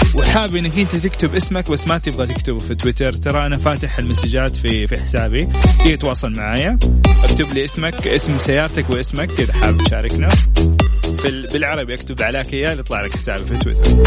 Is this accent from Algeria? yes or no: no; Saudi Arabia; عندنا في المملكة العربية السعودية